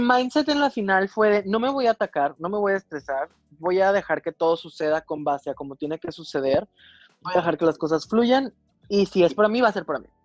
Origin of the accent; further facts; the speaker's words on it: Mexico; dos mexicanas.